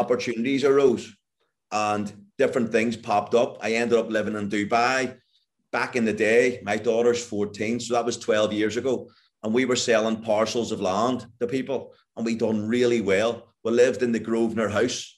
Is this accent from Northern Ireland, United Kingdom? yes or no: yes; Northern Ireland, United Kingdom; growing up in Northern Ireland in the 1970s